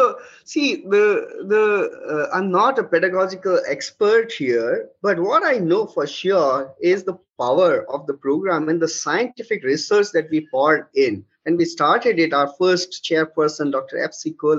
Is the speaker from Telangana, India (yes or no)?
no; Lucknow, Uttar Pradesh, India; when I would go to my hometown, which is again from Lucknow, Central India